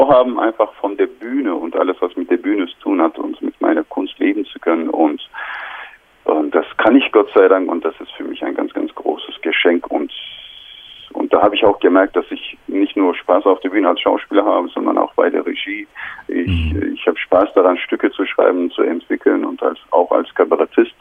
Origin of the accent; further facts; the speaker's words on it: Turkey; German is a second language; moved away as an adult; now in Germany; ich bin in der Türkei aufgewachsen, meine ganze Schullaufbahn war in der Türkei